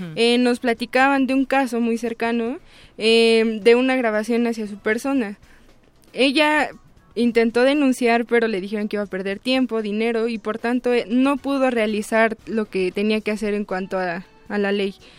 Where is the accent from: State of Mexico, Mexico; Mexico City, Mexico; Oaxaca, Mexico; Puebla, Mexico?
State of Mexico, Mexico; Tlalnepantla de Baz; yo soy originaria del Estado de México, específicamente del municipio de Tlalnepantla de Vaz